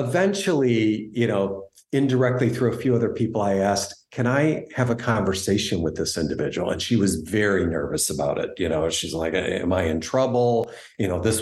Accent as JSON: {"language": "English", "country": "United States", "said": "growing up, you know, while my parents always retained their Canadian citizenship, I identified very much with being an American"}